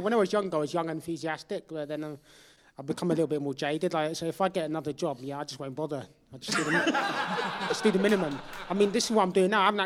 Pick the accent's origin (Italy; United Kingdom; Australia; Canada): United Kingdom; London; I'm from London.